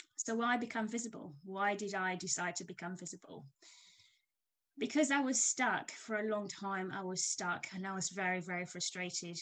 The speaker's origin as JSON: {"language": "English", "country": "Kenya", "tie": "born or raised there", "moved": "as an adult", "lives_now": "United Kingdom", "said": "I'm Kenyan born and bred. I came to the UK many moons ago to do my uh, career, my degree in tech, and I've stayed here since."}